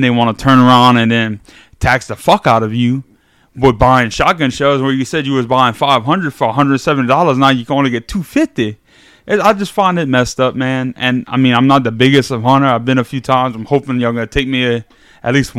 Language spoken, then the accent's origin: English; South Louisiana, United States; we're all from South Louisiana